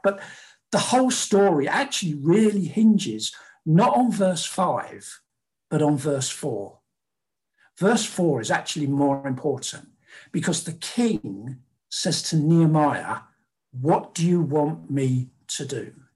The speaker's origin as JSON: {"language": "English", "region": "London", "country": "United Kingdom", "tie": "born or raised there", "said": "born and bred in South London, never been north of the Watford Gap, uh, Londoner, Briton through and through"}